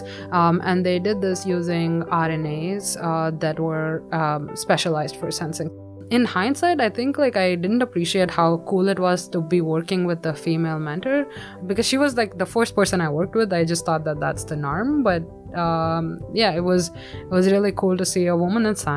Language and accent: English; Bangalore, Karnataka, India; moved away as an adult; I grew up in Bangalore in India